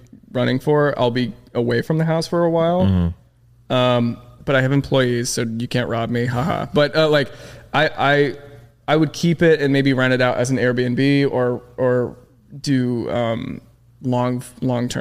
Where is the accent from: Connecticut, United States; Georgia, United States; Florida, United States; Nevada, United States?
Florida, United States; St. Petersburg; moved away as an adult; now in Los Angeles, United States; it's in my hometown. It's in Florida.